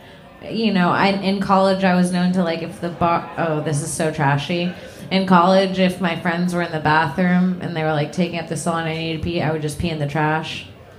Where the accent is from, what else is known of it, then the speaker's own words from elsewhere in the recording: Florida, United States; I'm from Florida.